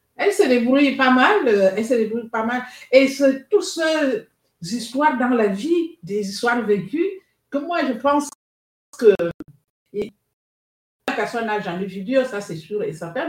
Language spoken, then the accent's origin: French; Libreville, Estuaire, Gabon; moved away as an adult; now in Bezons, France; je suis née à Libreville